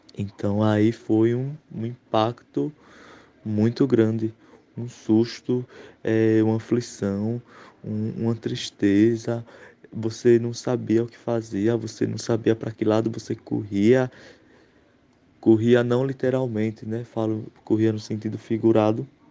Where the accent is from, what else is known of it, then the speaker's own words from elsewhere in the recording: Águas Belas, Pernambuco, Brazil; sou da cidade de Águas Belas, né, estado de Pernambuco